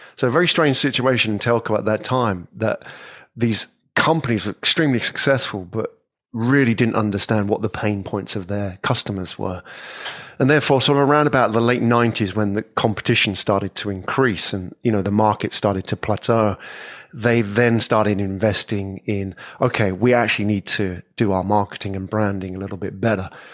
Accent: England, United Kingdom; moved away as an adult; I'm from England. Yeah, I was born in England many years ago

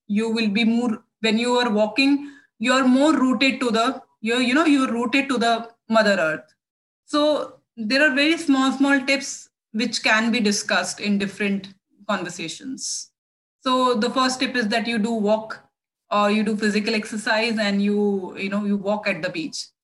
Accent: India; also born or lived in New Delhi, India; I'm from India

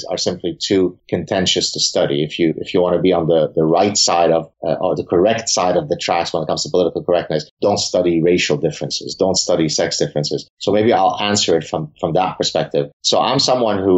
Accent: Lebanon; now in Canada; I grew up in Lebanon.

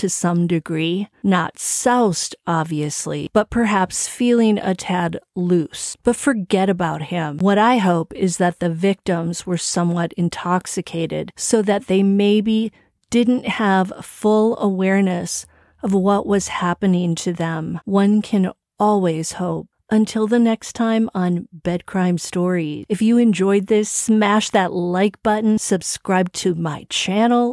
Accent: Milwaukee, Wisconsin, United States; Milwaukee, Wisconsin, my hometown

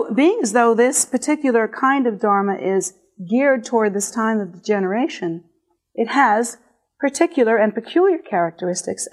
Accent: United States; here in America

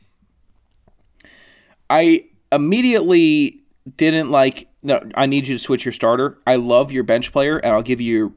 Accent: Virginia, United States; I'm from Virginia, currently residing there

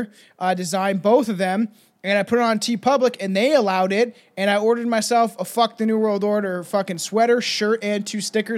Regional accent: New Jersey, United States; What's going on, everybody? I'm from Jersey.

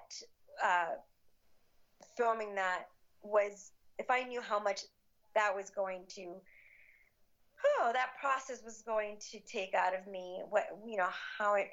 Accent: Cuba; now in United States; I was born in Cuba. We came to the U.S. in 1970.

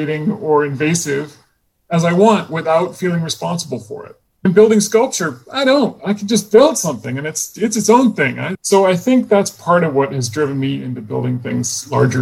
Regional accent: Portland, Oregon, United States; I grew up in Portland, Oregon

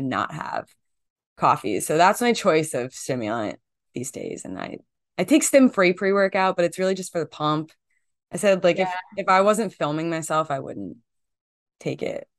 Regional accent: New Jersey, United States; Growing up in Jersey, you just like everyone's Italian by default.

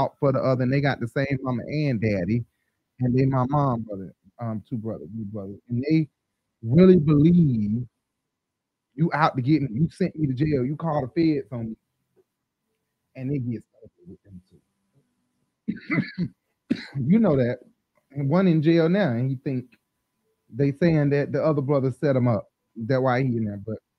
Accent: Decatur, Georgia, United States; I'm from Decatur. I mean, I'm born on the west side, but mostly raised in my life in Decatur on the east side.

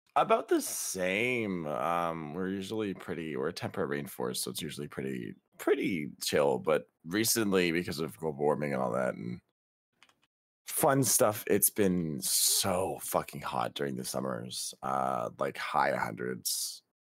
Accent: Canada; also born or lived in British Columbia; We're Canadian

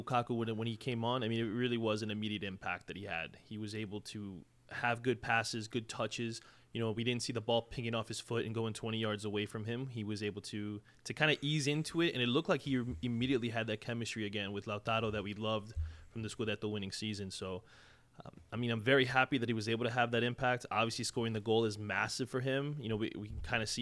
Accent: Long Island, New York, United States; now in Charlotte, United States; I'm from Long Island, New York

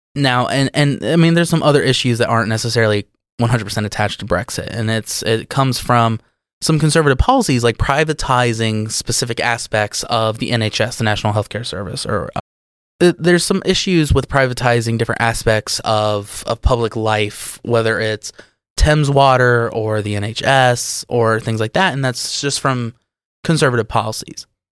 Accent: United States; as an American

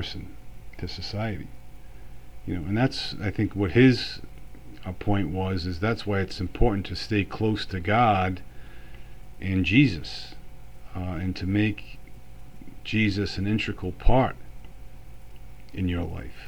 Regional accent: United States; also born or lived in Florence, Italy; as an American

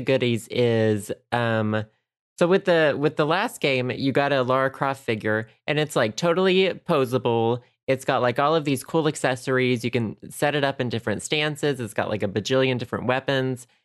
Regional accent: United States; I'm an American.

